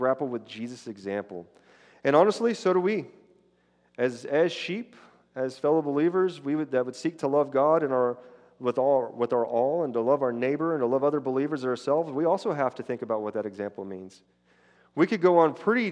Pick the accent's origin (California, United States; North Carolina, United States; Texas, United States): Texas, United States; West; I grew up out in West Texas where herding was done aggressively